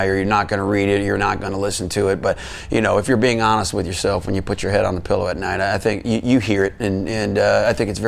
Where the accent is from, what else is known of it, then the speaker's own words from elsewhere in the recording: Detroit, Michigan, United States; born and raised in Detroit, my dad worked for Ford Motor Company for 40 plus years